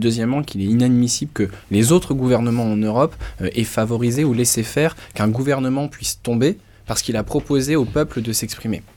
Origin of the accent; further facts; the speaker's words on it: Lille, Hauts-de-France, France; je viens de Lille, je connais bien le Nord, le Pas de calais